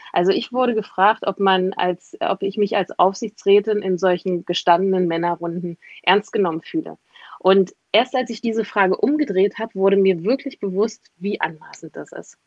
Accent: East Germany, Germany; Ich komme aus Ostdeutschland.

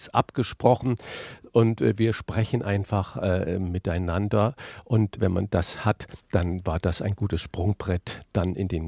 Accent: Saarland, Germany; born there; ich den kleinen Sprachfehler mit dem SCH und dem CH habe, weil ich gebürtiger Saarländer bin.

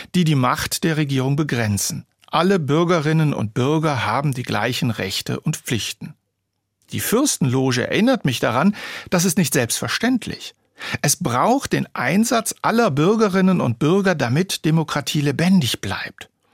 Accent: Germany; also born or lived in Weilburg; hier bei uns in Deutschland

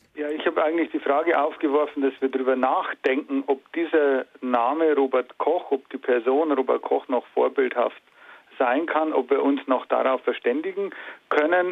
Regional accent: Germany; als Deutsche

